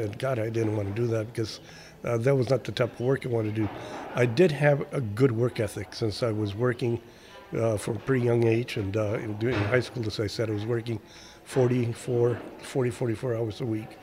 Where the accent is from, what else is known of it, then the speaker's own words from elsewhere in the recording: Mexico; now in United States; I was born in this country and I was an American citizen even though I, I grew up in Mexico.